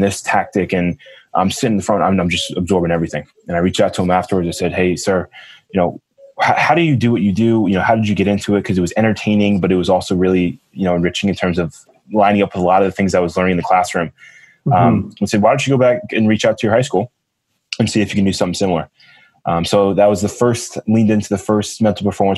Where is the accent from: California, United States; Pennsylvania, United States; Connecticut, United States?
Connecticut, United States; Cheshire; I'm from Cheshire, Connecticut, which is a town in central Connecticut